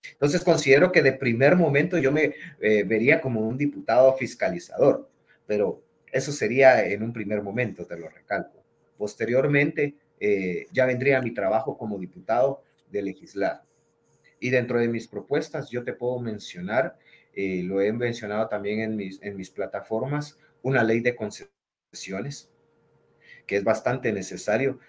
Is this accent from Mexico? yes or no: no; Guatemala; Yo me considero un guatemalteco